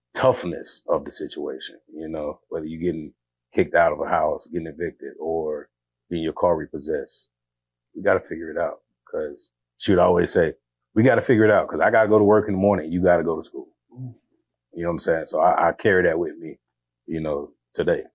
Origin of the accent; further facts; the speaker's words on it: Georgia, United States; I'm from Georgia. You know, I grew up single parent household.